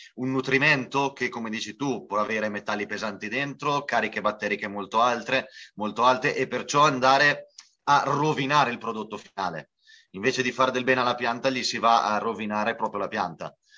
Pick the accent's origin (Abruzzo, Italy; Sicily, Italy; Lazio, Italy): Abruzzo, Italy; now in Spain; è un piacere per noi qui dalla Spagna supportare un programma così fatto nel, nella mia terra di origine